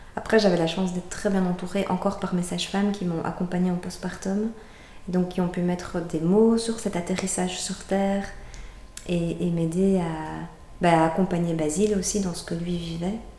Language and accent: French; Brussels, Brussels-Capital Region, Belgium; moved away as an adult; on est bruxellois, on avait quitté Bruxelles